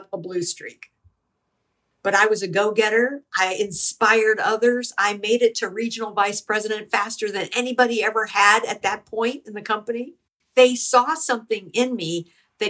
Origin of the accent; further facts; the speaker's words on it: United States; I'm not Jewish. I'm American.